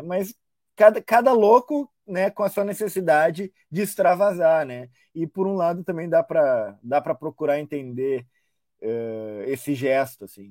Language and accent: Portuguese; Brazil; nós, enquanto brasileiros